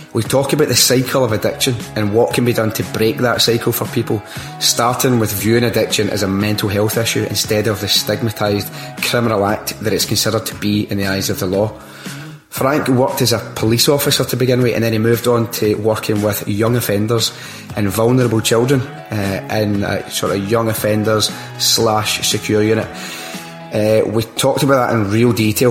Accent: Glasgow, Scotland, United Kingdom; I grew up in Rob Royston, Glendale

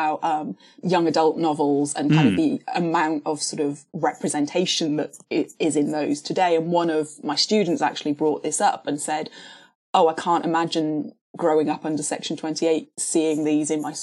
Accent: Cardiff, Wales, United Kingdom; born or raised there; also born or lived in Canada / London

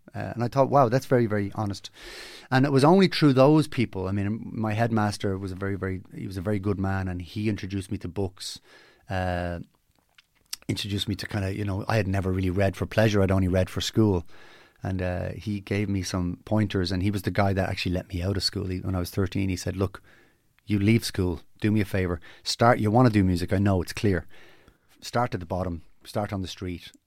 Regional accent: Dublin, Leinster, Ireland; I grew up in Ballymona, gr, a great place to grow up.

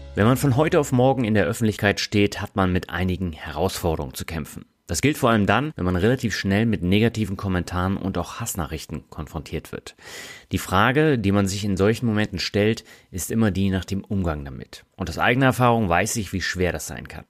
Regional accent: Reutlingen, Baden-Württemberg, Germany; moved away; meine alte Heimat Reutlingen

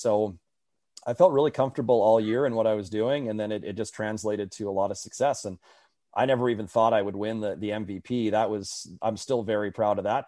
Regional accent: Winnipeg, Manitoba, Canada; growing up in Winnipeg

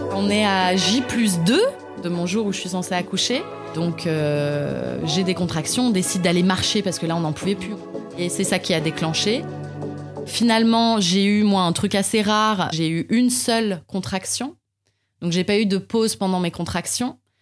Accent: Paris, Île-de-France, France; also born or lived in Canada; en tant que Parisien

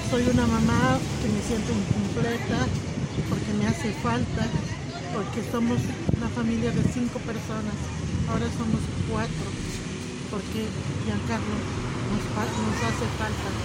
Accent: Peru; vengo de Perú

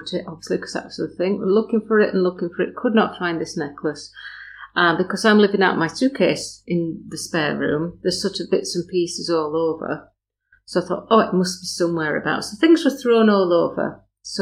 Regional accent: Burnley, North West England, United Kingdom; moved away; also born or lived in Skipton; I'm from Burnley

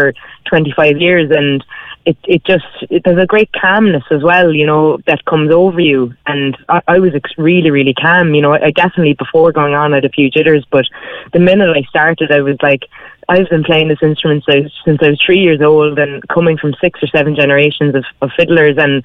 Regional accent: Whitechurch, County Cork, Ireland; I grew up just outside Blarney in Whitechurch

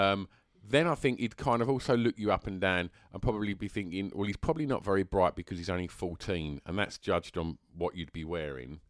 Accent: England, United Kingdom; I'm, I'm English. It just happens to be where I was born.

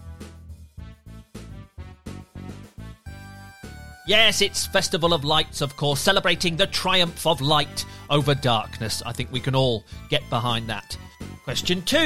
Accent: Birmingham, West Midlands, United Kingdom; I grew up in Birmingham in England

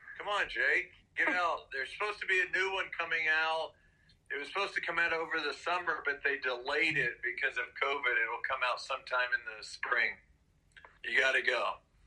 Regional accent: Missouri, United States; since I was from Missouri

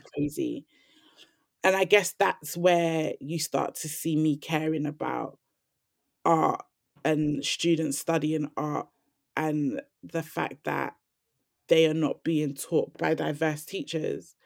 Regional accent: London, United Kingdom; I grew up in Lambeth Grove, and on my estate, there was, like, a lot of violent incidents

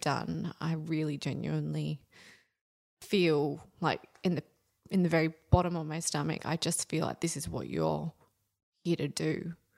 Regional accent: Central Coast, New South Wales, Australia; I grew up on the Central Coast because my family couldn't afford to live in Sydney

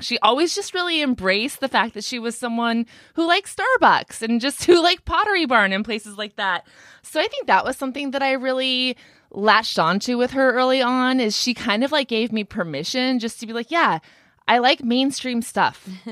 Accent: Ventura County, California, United States; I'm actually from Ventura County, where Brittany lives now.

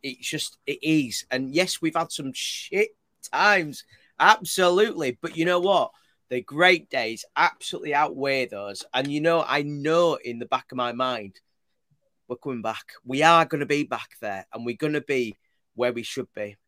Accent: Leeds, Yorkshire and the Humber, United Kingdom; I'm from Leeds. i have not even got any Bradford

